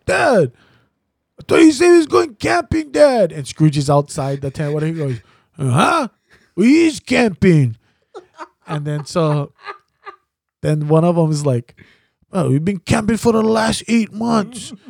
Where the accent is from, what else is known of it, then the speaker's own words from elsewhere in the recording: Waianae, Hawaii, United States; I grew up in Waianae, in Macaha.